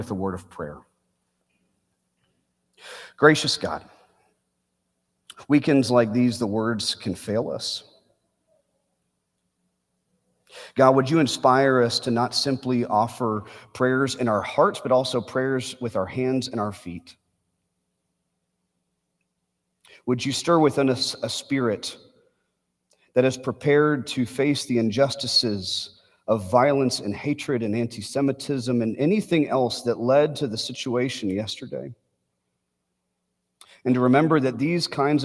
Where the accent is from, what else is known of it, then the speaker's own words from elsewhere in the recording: Bedford, Texas, United States; Beth Israel Synagogue is a 12-minute drive from the home that I grew up in Bedford, Texas